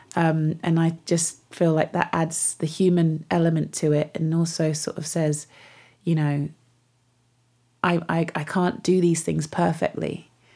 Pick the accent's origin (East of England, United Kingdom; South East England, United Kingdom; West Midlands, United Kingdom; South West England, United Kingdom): South West England, United Kingdom; Devon; moved away; also born or lived in Manchester; So I grew up in Devon, grew up in the West Country